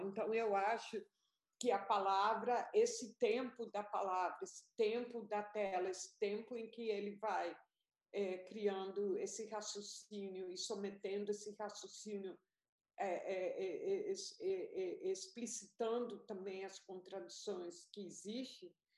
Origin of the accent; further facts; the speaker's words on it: Colombia; now in Brazil; eu fui para a Colômbia, porque eu sou colombiana também.